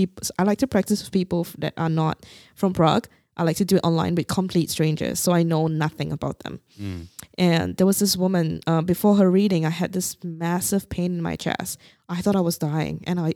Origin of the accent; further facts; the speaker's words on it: Singapore; moved away; Because I came from Singapore and it's so safe.